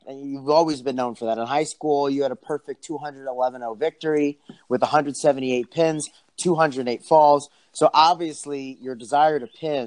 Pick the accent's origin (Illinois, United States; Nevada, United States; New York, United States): New York, United States; As a New Yorker myself